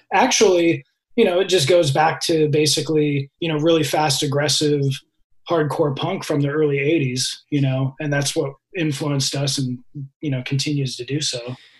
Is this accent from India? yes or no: no; Redwood City, California, United States; Redwood City.